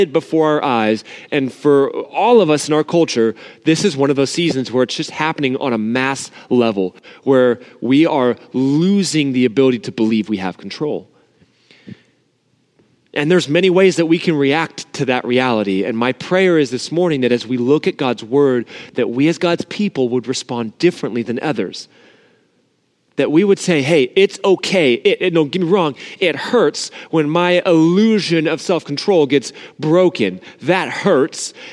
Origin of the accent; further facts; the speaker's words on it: Southern California, United States; I grew up in Southern California like a lot of you guys too. But even though I grew up here